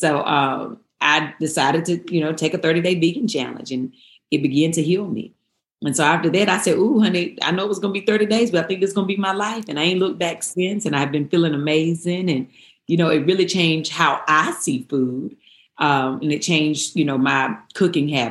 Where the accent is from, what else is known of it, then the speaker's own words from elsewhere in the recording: Eden, North Carolina, United States; I grew up in Eden, North Carolina